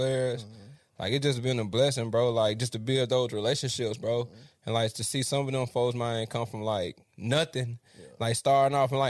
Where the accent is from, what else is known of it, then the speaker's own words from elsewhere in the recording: Memphis, Tennessee, United States; also born or lived in Trenton, Tennessee / Jackson, Tennessee; We moved to Memphis. And I was like in fourth grade, second grade, something like that, man. I don't remember. And that shit just raised me, bro. Memphis, like North Memphis